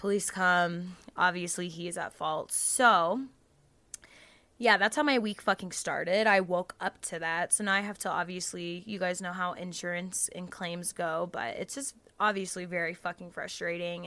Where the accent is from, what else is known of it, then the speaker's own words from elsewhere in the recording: the South, United States; growing up in the South, you know, with the Southern religious grandmas